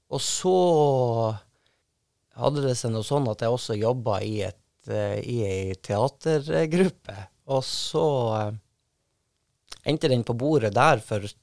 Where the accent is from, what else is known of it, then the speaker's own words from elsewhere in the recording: Senja, Troms, Norway; Ute på gårdsplassen hjemme på Senja, var på tur inn i huset der jeg, der jeg bodde